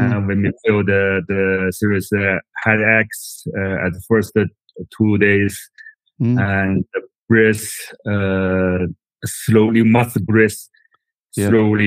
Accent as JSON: {"language": "English", "region": "Tianjin", "country": "China", "tie": "born or raised there", "also_born_or_lived": "Beijing", "said": "I'm from Tianjin, a city very close to Beijing."}